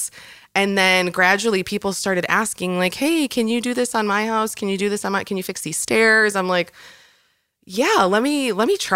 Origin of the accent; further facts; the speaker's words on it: Chicago, Illinois, United States; moved away as an adult; I was born and raised Chicago